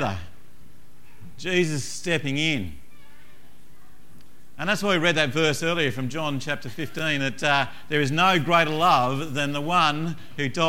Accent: Tasmania, Australia; moved away; I come from Tasmania originally

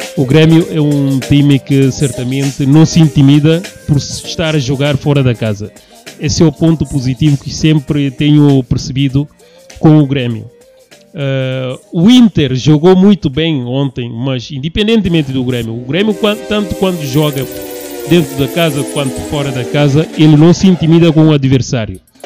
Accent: Guinea-Bissau; moved away as an adult; now in Rio Grande do Sul, Brazil; sou guineense, eh, estudante, atualmente. Sou da Guiné-Bissau

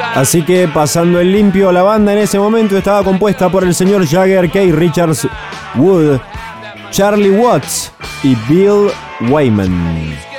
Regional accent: Argentina; a nosotros como argentinos nos parece ridículo

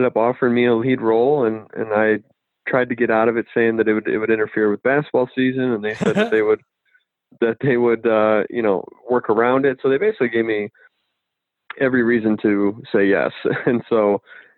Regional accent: Haslett, Michigan, United States; I grew up in a smaller town called Hazlitt, and it's in Michigan.

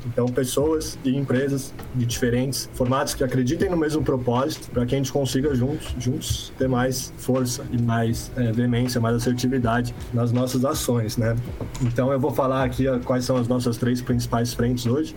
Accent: São Paulo, Brazil; sou de São Paulo

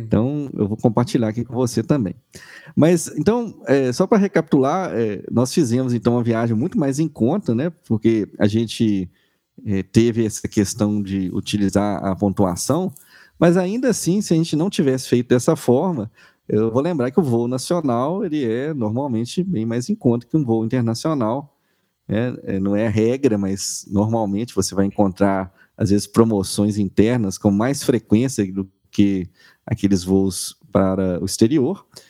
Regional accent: Minas Gerais, Brazil; sou de Minas Gerais

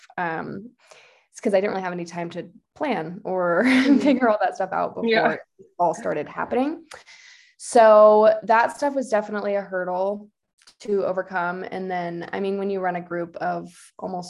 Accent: Orange, California, United States; now in Lake Tahoe, United States; I am from Orange, California, grew up in the city of Orange, kind of by Chapman University.

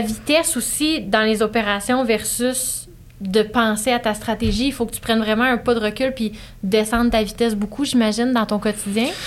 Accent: Estrie, Quebec, Canada; je viens de l'Estrie.

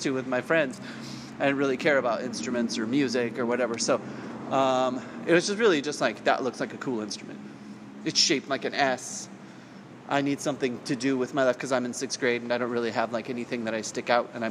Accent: Salinas, California, United States; I grew up in Salinas, which is at the time was under 75,000 people population

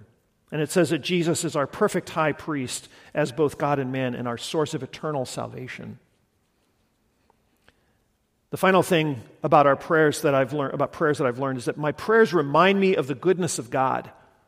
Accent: Guatemala; I grew up in Guatemala, and it's just profoundly formative in my life and my imagination, lots of things.

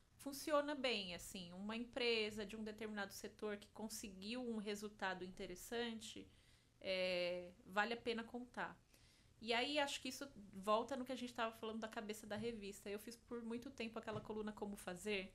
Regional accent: Jundiaí, São Paulo, Brazil; Eu sou de Jundiaí, então fiz grande parte dos estágios ali

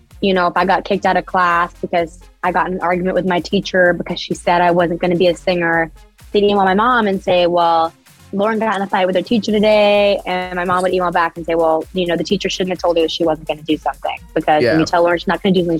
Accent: Vancouver Island, British Columbia, Canada; I grew up on Vancouver Island in Canada.

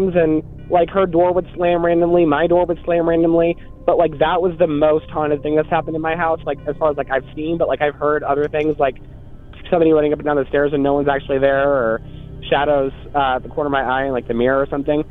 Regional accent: South Bend, Indiana, United States; now in Topeka, United States; I live in Topeka, Kansas right now, but I'm from South Bend, Indiana. And when I lived there in my childhood home, when I was about 12 years old

